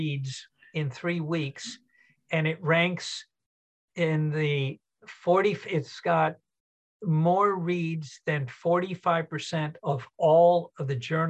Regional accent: Southern California, United States; moved away; also born or lived in Denver, Colorado; I grew up in Southern California and had a home in Denver for years

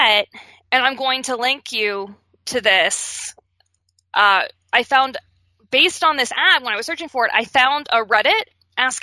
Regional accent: Pittsburgh, Pennsylvania, United States; As a kid growing up in Pittsburgh

